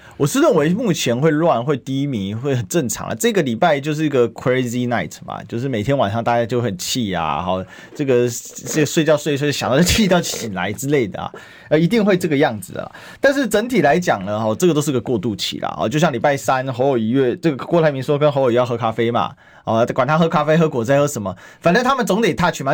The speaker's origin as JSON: {"language": "Chinese", "country": "Taiwan", "said": "我们作为台湾人"}